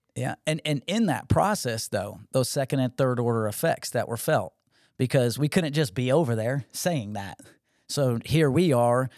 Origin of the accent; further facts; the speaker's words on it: Connecticut, United States; now in Georgia, United States; I grew up in Connecticut